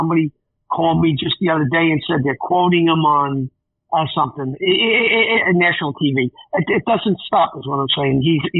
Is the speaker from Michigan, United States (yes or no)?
no; New York City, New York, United States; we grew up in Forest Hills.